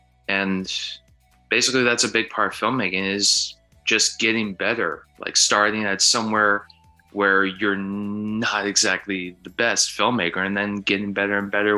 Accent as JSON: {"language": "English", "region": "Minnesota", "country": "United States", "said": "I am a filmmaker from Minnesota"}